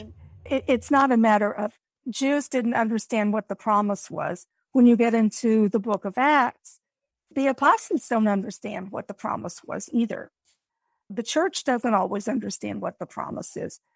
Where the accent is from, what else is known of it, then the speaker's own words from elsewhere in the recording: United States; we as Americans